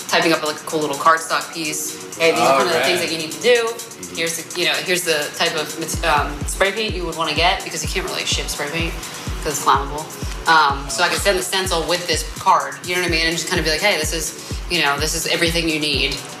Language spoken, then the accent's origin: English; Marlton, New Jersey, United States; moved away as an adult; South Jersey, outside of Philly